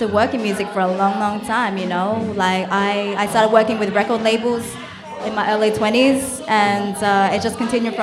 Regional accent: Sydney, New South Wales, Australia; moved away as an adult; also born or lived in Thailand; now in New York, United States; I was born in Thailand, and I was raised in Sydney. I arrived there when I was one.

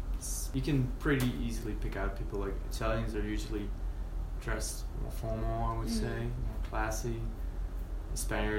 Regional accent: Netherlands; English is a second language; moved away as an adult; now in Belgium; I come from the Netherlands, but I study in Belgium. And we speak the same language.

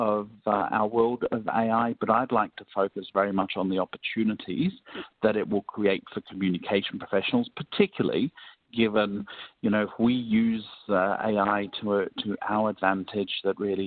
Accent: Melbourne, Victoria, Australia; Melbourne, my hometown

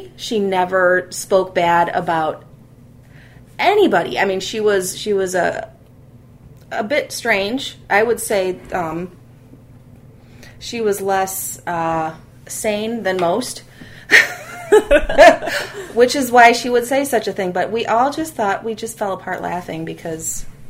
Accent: United States; on my dad's side, I'm a first-generation American.

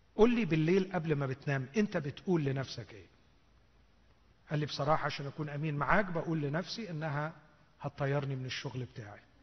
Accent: Egypt; عندنا في مصر

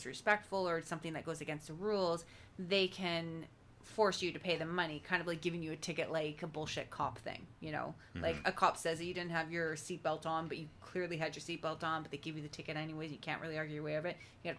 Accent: Langley, British Columbia, Canada; my hometown Langley

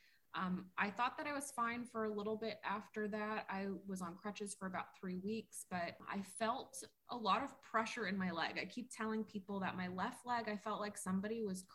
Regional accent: South Florida, United States; So I grew up in South Florida. I'm definitely a Florida baby.

